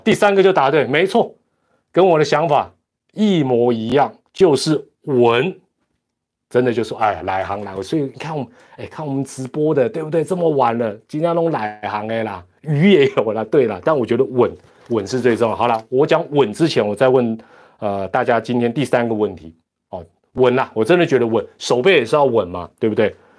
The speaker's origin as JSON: {"language": "Chinese", "country": "Taiwan", "said": "这是我们台湾人的一个骄傲"}